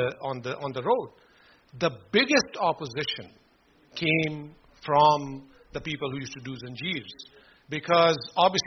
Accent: Gujrat, Punjab, Pakistan; moved away; we are from Gujarat, Pakistan

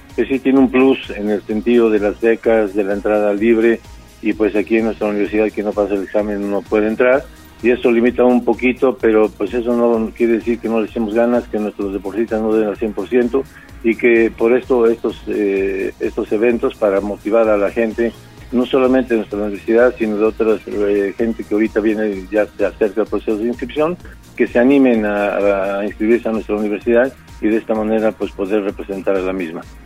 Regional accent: Puebla, Mexico; somos basquetboleros poblanos

